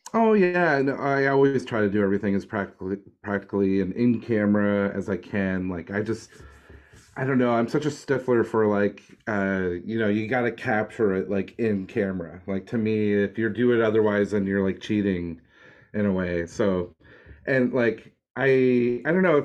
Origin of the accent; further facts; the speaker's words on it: Nova Scotia, Canada; I grew up in like Nova Scotia